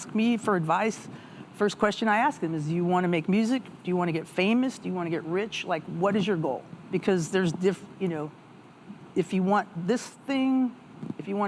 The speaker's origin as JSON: {"language": "English", "country": "United States", "said": "being an American"}